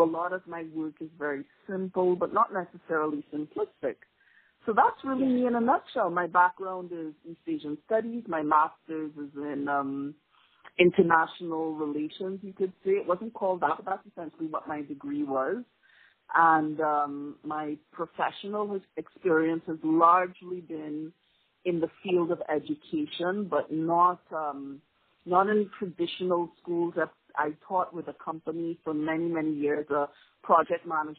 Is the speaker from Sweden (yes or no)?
no; Trinidad & Tobago; also born or lived in Canada / Montreal, Canada / Japan / South Korea; I was actually born in Canada, but I grew up in Trinidad.